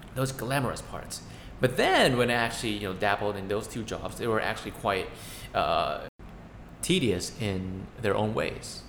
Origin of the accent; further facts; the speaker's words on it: Thailand; we're two siblings from Thailand